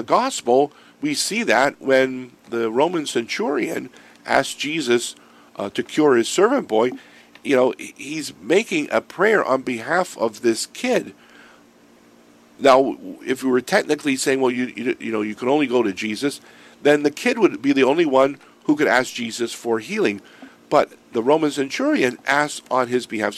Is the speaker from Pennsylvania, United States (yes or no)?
yes; Erie, Pennsylvania, United States; when I grew up in Erie